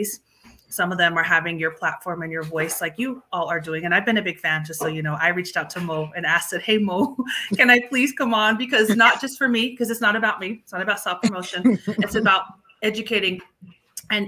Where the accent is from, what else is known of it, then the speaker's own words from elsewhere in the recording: Montana, United States; moved away; also born or lived in Idaho / Long Beach, California; I'm from the Wadopana clan of the Nakota people